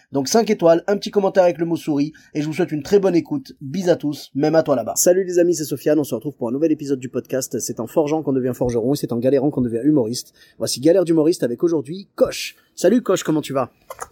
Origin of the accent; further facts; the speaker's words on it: Lyon, Auvergne-Rhône-Alpes, France; je suis originaire de Lyon